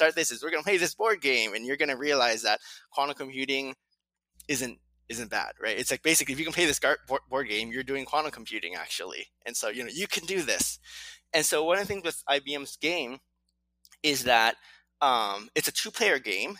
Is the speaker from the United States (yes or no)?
yes; California, United States; also born or lived in Latvia; I was born and raised in California